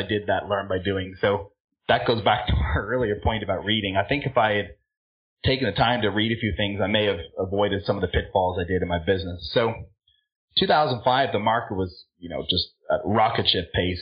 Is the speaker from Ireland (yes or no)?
yes; Ireland; also born or lived in California; now in Florida, United States; I'm originally from Ireland